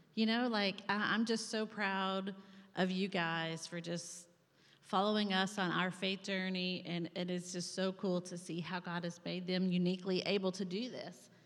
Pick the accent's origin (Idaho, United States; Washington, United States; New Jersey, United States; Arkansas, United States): Arkansas, United States; Saline County; moved away as an adult; also born or lived in Pennsylvania; I'm from Saline County, as they said earlier. I grew up out at 10 mile church. And so this is home. I went to Benton High School